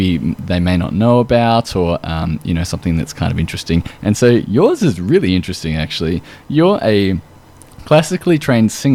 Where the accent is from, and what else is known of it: Australia